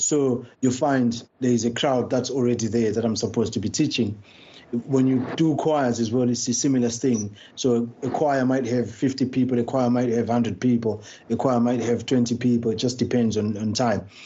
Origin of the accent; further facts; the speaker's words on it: Bulawayo, Zimbabwe; now in London, United Kingdom; I was born in uh, and raised in Bulawayo.